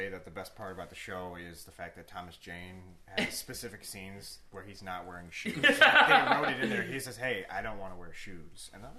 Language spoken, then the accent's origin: English; New Zealand; But I'm from New Zealand, and I want the broken